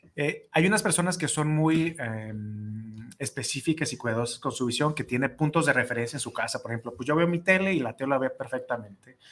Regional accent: Mexico; nosotros como mexicanos

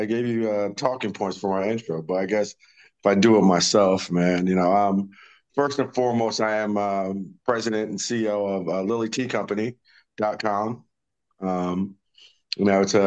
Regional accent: South Orange, New Jersey, United States; now in Wilmington, North Carolina, United States; where I grew up in South Orange

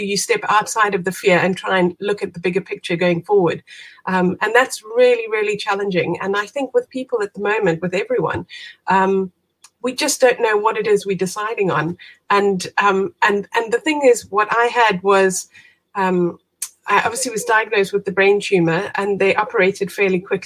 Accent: South Africa; moved away as an adult; now in United Kingdom; I am originally from South Africa, as you can hear. Moved out to the UK about 20 years ago now.

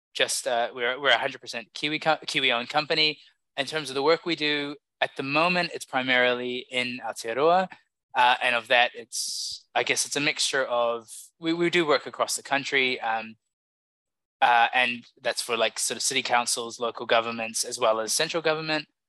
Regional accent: Samoa; I grew up in Samoa

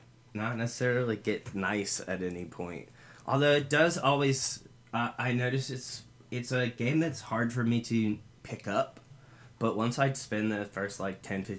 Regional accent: the South, United States; Can you tell we're from the South?

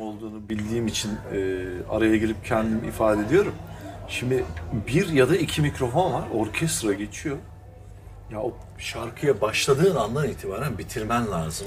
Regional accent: Taşeli, Mersin, Turkey; Biz de Taşeli'liyiz

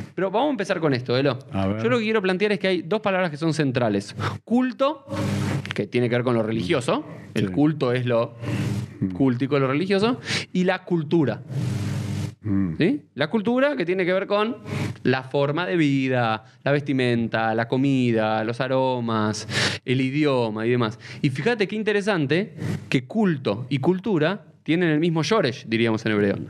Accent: Argentina; soy argentino

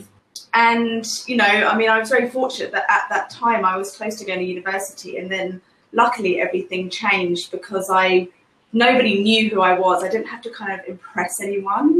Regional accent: England, United Kingdom; now in Singapore; I'm from England originally, but I'm currently living in Singapore

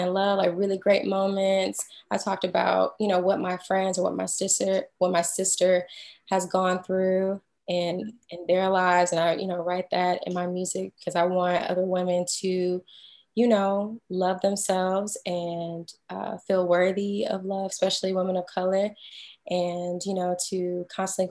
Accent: Houston, Texas, United States; also born or lived in Boston, Massachusetts / New York; now in Atlanta, United States; I'm originally from Houston, Texas

